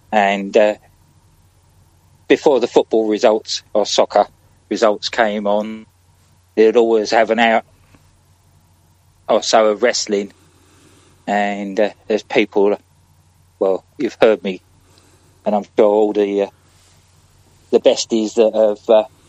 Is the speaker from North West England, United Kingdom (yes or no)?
no; London, United Kingdom; I'm from London, a place called Highbury, which is in North London.